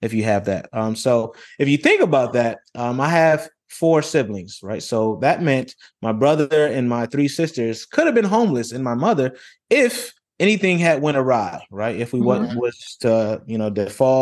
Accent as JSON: {"language": "English", "town": "Rochester", "region": "New York", "country": "United States", "tie": "born or raised there", "moved": "as an adult", "said": "I grew up in Rochester, New York, grew up in humble beginnings"}